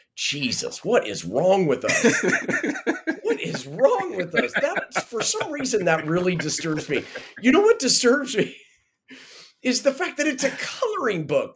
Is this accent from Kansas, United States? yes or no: yes; Kansas, United States; growing up in Kansas when we grew up